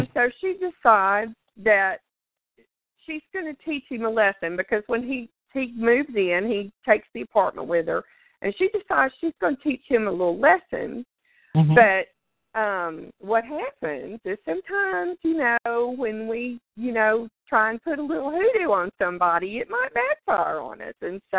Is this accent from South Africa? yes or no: no; the South, United States; growing up in the South, it's just real common. You sit out on the porch, you know, in the evenings, and your grandma, grandpa, your daddy, or whoever, they tell stories